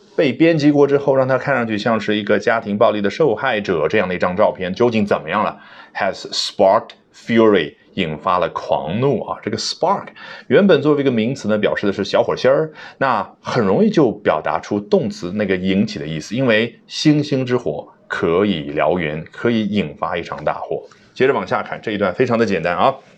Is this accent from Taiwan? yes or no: no; China; 我们中国人